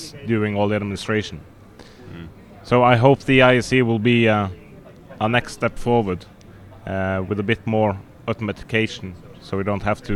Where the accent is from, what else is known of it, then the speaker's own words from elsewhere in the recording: Norway; we are from Norway